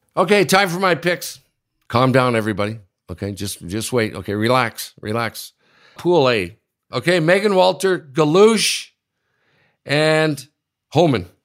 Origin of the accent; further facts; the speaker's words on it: Sudbury, Ontario, Canada; my hometown, Sudbury